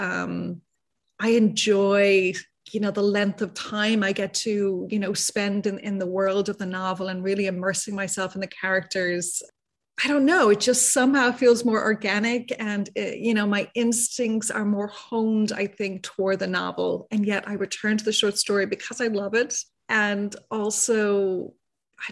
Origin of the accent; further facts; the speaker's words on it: Dublin, Leinster, Ireland; moved away as an adult; now in San Francisco, United States; I was born and raised in Dublin, Ireland, and I emigrated to San Francisco almost 30 years ago now.